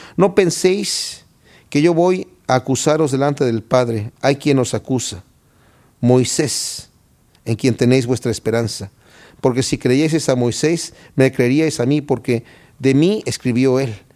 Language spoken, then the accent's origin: Spanish; Querétaro, Mexico; moved away; Yo soy de Querétaro, México